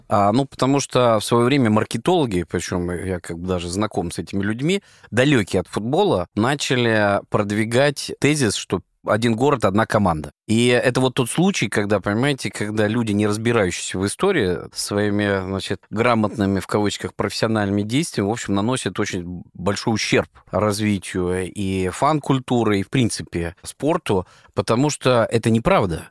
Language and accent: Russian; Saint Petersburg, Russia; мы такие же петербуржцы